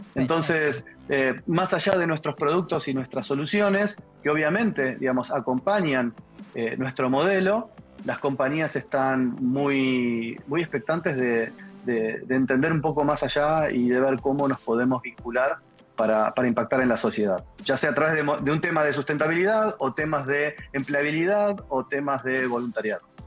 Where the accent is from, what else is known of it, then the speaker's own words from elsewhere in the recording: Argentina; algo que en Argentina usamos mucho, que es anulo mufa